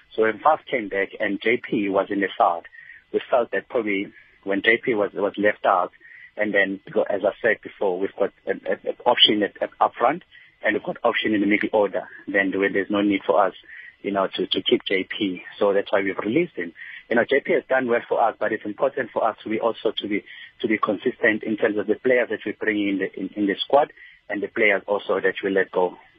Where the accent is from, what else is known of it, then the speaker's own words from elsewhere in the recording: South Africa; as a South African